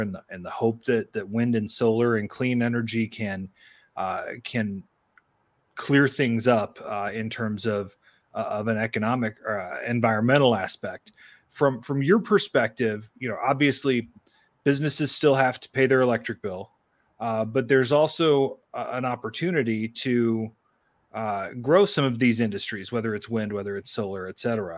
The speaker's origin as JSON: {"language": "English", "area": "Iroquois County", "region": "Illinois", "country": "United States", "tie": "born or raised there", "said": "I grew up in Iroquois County, right on the Indiana border"}